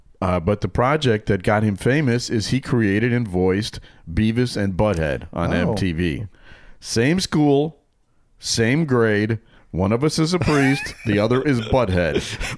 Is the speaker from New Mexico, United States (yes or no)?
yes; Albuquerque, New Mexico, United States; I grew up in Albuquerque, New Mexico. I'm about the same age as you guys.